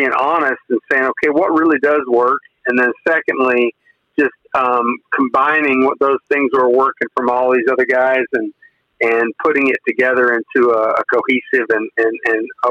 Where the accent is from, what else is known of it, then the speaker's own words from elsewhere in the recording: Weldon, Kansas, United States; moved away as an adult; also born or lived in Colorado; now in Texas, United States; I was raised not too far from Pawhuska, in a little town called Weldon, Kansas